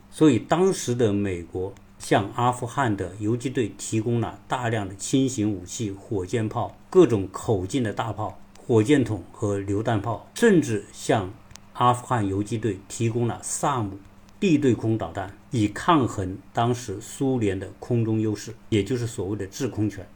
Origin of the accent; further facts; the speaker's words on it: China; 我们中国人都很熟悉